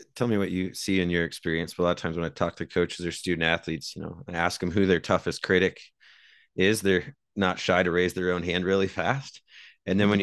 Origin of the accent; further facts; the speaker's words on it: Iowa, United States; I grew up in Iowa